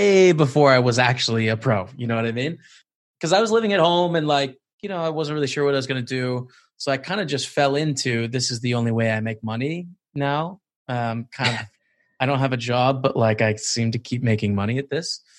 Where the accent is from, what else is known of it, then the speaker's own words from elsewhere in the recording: Canada; I'm from Canada, but I'm in Edinburgh, Scotland, during the lockdown situation